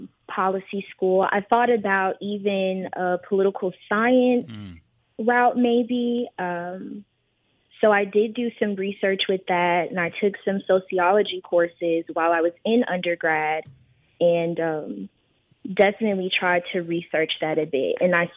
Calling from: Houston, Texas, United States; I am calling in today from Houston.

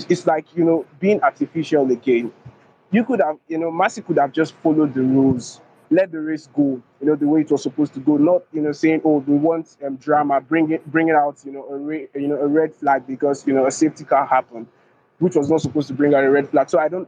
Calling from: Abuja, Federal Capital Territory, Nigeria; I'm speaking from Abuja.

